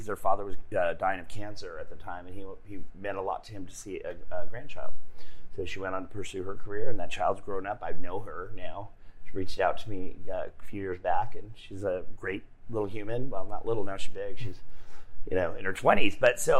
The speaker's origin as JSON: {"language": "English", "town": "Montebello", "region": "California", "country": "United States", "tie": "born or raised there", "also_born_or_lived": "Los Angeles, California", "moved": "as an adult", "lives_now": "Texas, United States", "said": "I was born in Montebello, California, in East LA, basically. In 1969, I'm old. I'm a veterano. And so... yeah, I come from Los Angeles. I lived in Los Angeles with my parents"}